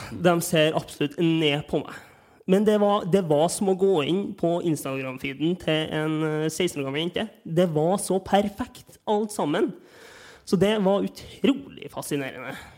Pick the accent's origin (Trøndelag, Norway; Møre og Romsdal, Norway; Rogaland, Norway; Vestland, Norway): Trøndelag, Norway; Trondheim; jeg er fra Trondheim.